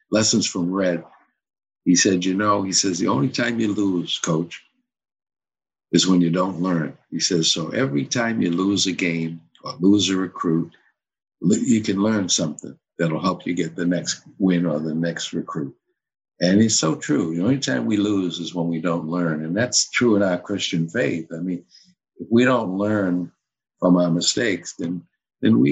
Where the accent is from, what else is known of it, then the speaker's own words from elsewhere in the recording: Cambridge, Massachusetts, United States; moved away as an adult; also born or lived in Potomac, Maryland / Florida; I was born and raised in Cambridge, okay, where I coached at the high school